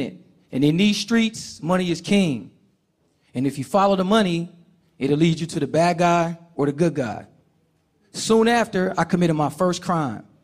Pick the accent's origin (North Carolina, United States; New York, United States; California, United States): California, United States; Oakland; I grew up in Oakland, California, with my mother